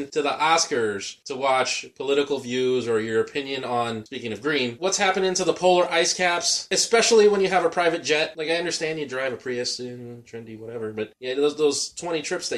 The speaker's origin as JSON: {"language": "English", "town": "Chicago", "region": "Illinois", "country": "United States", "said": "as a Chicagoan"}